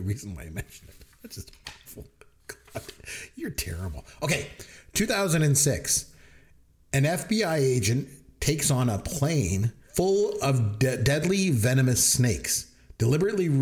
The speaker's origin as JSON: {"language": "English", "country": "Canada", "said": "I'm Canadian. I'm Canadian. I say a boot"}